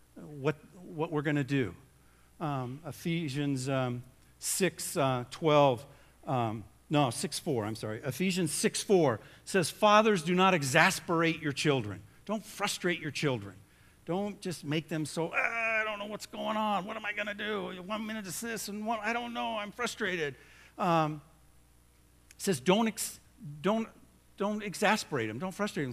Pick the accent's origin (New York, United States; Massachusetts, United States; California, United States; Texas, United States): California, United States; Southern; I grew up in Southern California